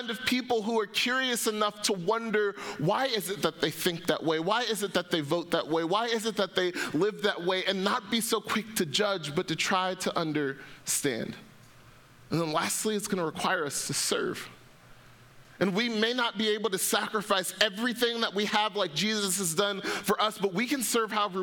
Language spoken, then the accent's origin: English; Atlanta, Georgia, United States; I grew up in Atlanta, Georgia